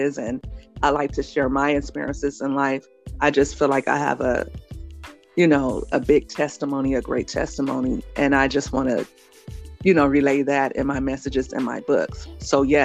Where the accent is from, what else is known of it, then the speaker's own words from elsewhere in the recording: Los Angeles, California, United States; when I was a little girl growing up in South Central Los Angeles